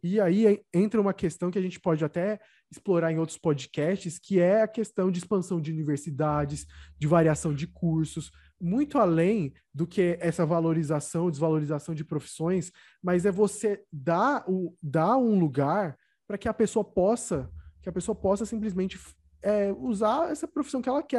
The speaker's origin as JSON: {"language": "Portuguese", "town": "São Bernardo do Campo", "region": "São Paulo", "country": "Brazil", "tie": "born or raised there", "moved": "yes", "said": "se eu ainda tivesse em São Bernardo, da minha terra"}